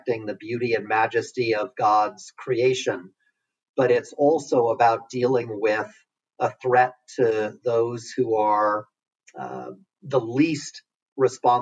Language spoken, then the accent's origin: English; New York City, New York, United States; growing up in New York City